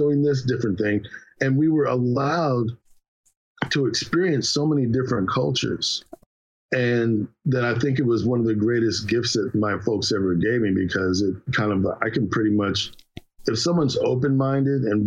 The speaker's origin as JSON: {"language": "English", "town": "Philadelphia", "region": "Pennsylvania", "country": "United States", "tie": "born or raised there", "said": "growing up in Philly"}